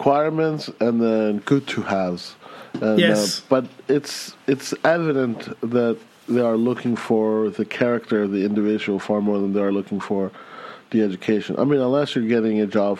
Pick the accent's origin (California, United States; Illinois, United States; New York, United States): California, United States; Los Angeles; moved away; I went to a high school that was sponsored partly by the Bill Gates Foundation, but also by this initiative that the Los Angeles School District had